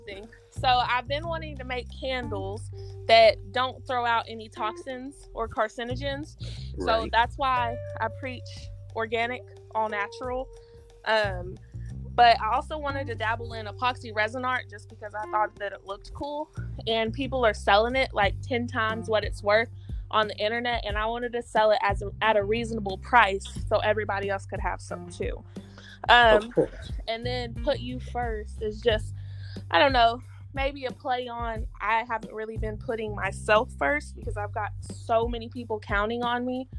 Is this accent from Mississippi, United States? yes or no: no; Oklahoma, United States; now in Texas, United States; I'm from Oklahoma.